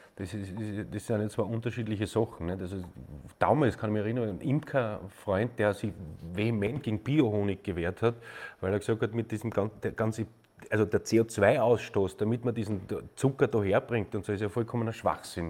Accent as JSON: {"language": "German", "country": "Austria", "said": "ich bin ein Österreicher"}